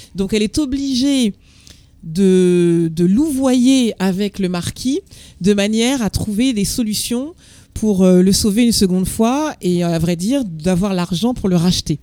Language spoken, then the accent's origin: French; Martinique; Moi, je viens de Martinique